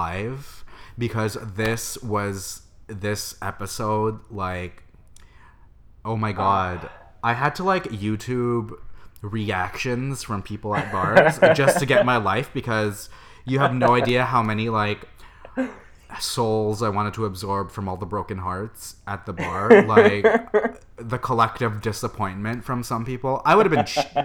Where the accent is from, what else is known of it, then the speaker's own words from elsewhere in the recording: Canada; moved away as an adult; now in San Francisco, United States; I am a Canadian boy who lives in San Francisco